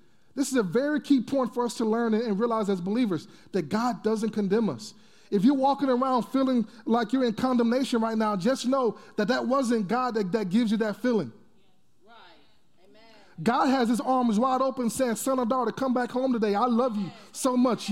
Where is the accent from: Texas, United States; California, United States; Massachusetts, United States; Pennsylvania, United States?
Texas, United States; I'm from Texas